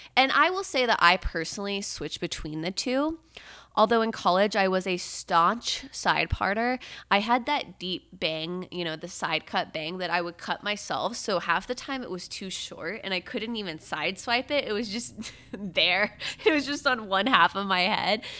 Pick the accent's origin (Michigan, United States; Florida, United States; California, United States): Florida, United States; Brevard County; I'm from Countdown County, three two one, Space Coast, Kennedy Space Center